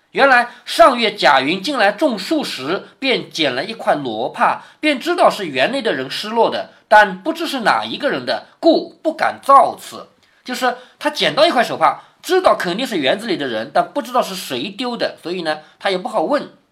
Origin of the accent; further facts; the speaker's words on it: Changzhou, Jiangsu, China; accent: Changzhou dialect; 我们常州话叫勒得利